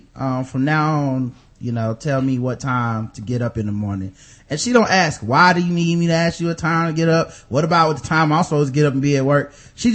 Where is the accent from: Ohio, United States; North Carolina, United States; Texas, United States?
North Carolina, United States; Charlotte; I'm from Charlotte, and I've never lived anywhere else.